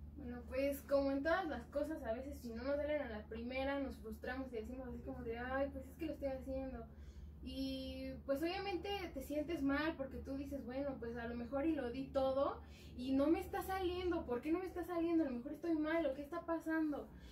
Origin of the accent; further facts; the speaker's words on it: Atlacomulco, State of Mexico, Mexico; somos de Atacomulco